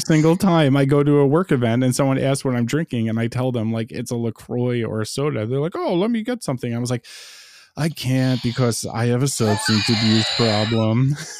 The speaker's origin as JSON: {"language": "English", "town": "New York City", "region": "New York", "country": "United States", "tie": "born or raised there", "said": "as a lifelong New Yorker"}